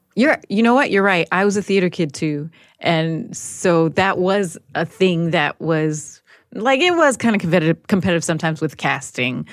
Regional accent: Newark, New Jersey, United States; growing up in Newark, it was very materialistic

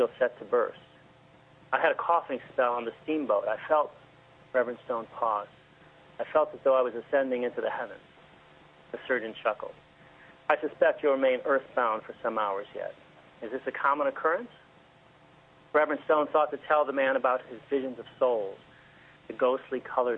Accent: Detroit, Michigan, United States; now in Massachusetts, United States; I grew up in the Detroit area

